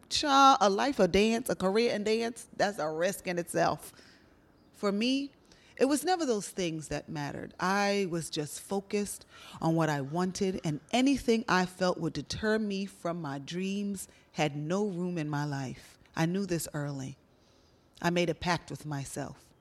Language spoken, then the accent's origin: English; New York City, New York, United States; Growing up in Brooklyn, New York